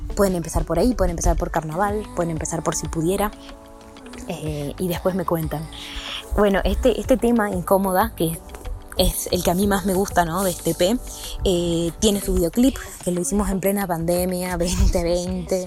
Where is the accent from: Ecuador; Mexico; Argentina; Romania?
Argentina; Salta; Soy de Salta.